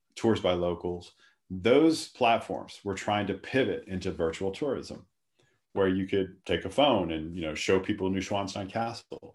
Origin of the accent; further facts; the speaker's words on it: Lafayette, Louisiana, United States; moved away as an adult; also born or lived in Atlanta, Georgia / New Orleans / London; I'm originally from South Louisiana, Lafayette